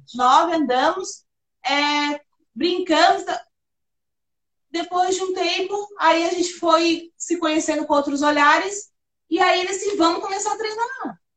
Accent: Florianópolis, Santa Catarina, Brazil; Eu nasci, eu, eu sou do Morro da Caixa

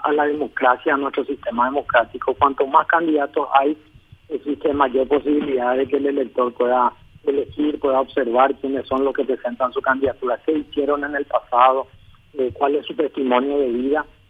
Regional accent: Asunción, Paraguay; nací en Asunción

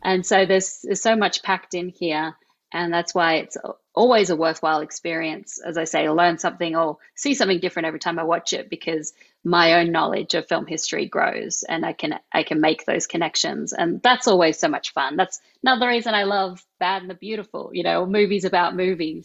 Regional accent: Australia; accent: Australian; my Australian accent

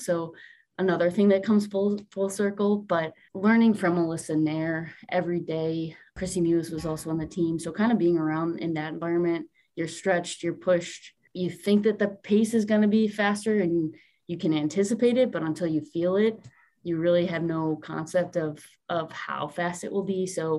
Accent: Buffalo, New York, United States; I'm from Buffalo, New York. My family is still there, born and raised.

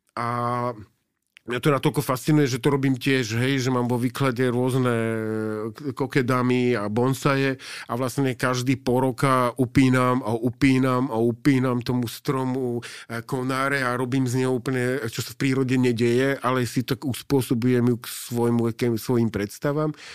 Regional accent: Slovakia; also born or lived in Osaka, Japan; keď som povedal, odkiaľ som, tak vedeli. Oni vedia, že kde je Československo

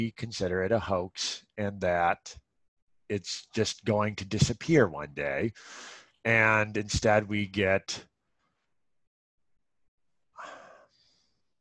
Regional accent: Ohio, United States; moved away; I'm originally from Ohio

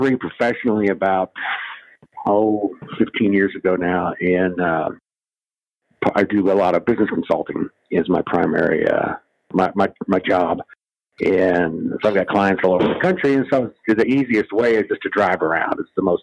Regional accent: Iowa, United States; also born or lived in Kansas / New York / Los Angeles / Cleveland; now in Las Vegas, United States; I grew up in the Midwest. I was born in Kansas, but grew up in Iowa mostly

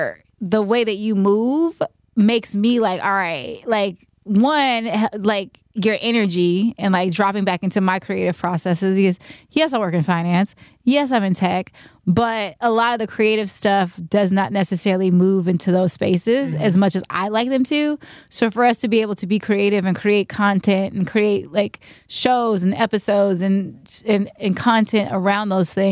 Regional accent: Richmond, California, United States; I come from the Bay Area, Richmond, California, to be exact

